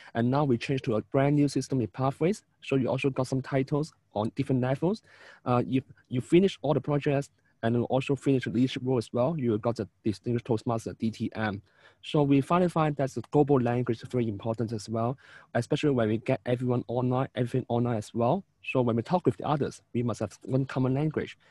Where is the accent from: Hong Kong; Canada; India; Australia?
Hong Kong; from Hong Kong